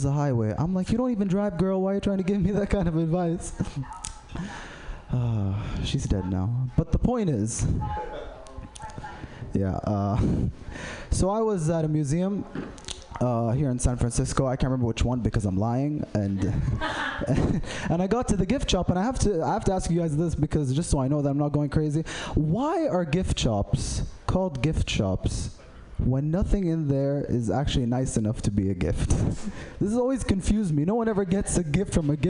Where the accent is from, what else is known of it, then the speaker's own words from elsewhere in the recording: Saudi Arabia; I'm from Saudi Arabia